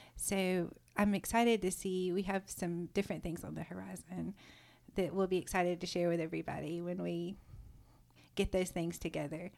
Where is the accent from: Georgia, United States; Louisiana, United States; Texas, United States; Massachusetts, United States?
Georgia, United States; South; moved away as an adult; also born or lived in Richmond, Virginia; now in Nashville, United States; I grew up in South Georgia